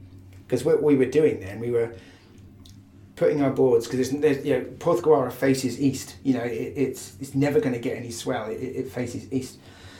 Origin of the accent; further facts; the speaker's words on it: Hertford, East of England, United Kingdom; born there; No. I was born in Hartford, in Hertfordshire.